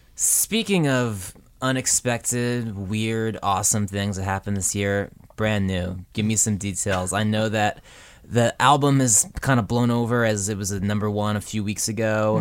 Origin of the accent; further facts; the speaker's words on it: Woodbridge, New Jersey, United States; I grew up in Woodbridge.